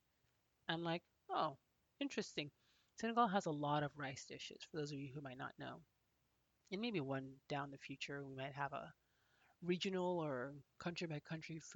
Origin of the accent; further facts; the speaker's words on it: Phoenix, Arizona, United States; I grew up in Phoenix, Arizona, which is in the southwestern part of the United States.